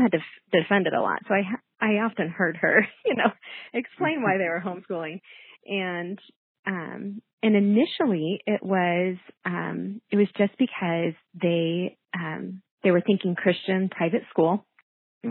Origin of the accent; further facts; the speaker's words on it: Kansas City, Missouri, United States; moved away as an adult; also born or lived in Florida; now in St. Louis, United States; I grew up in Kansas City, Missouri side, with three siblings.